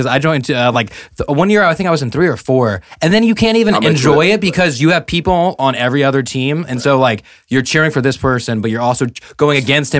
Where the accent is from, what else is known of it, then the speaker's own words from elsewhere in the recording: Merced, California, United States; Because I was always born and raised in Merced.